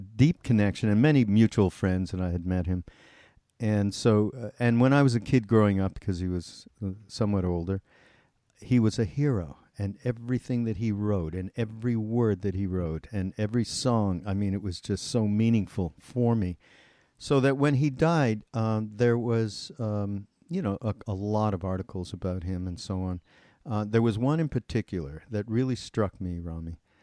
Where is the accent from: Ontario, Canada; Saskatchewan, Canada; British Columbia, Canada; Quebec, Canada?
Quebec, Canada; Montreal; I'm from Montreal, and we actually grew up in the same area of Montreal called Westmount